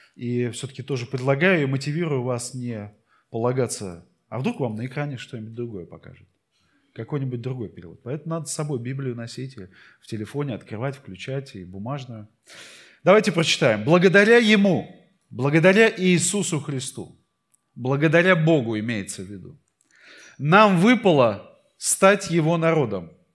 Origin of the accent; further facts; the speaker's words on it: Saint Petersburg, Russia; я родился в Питере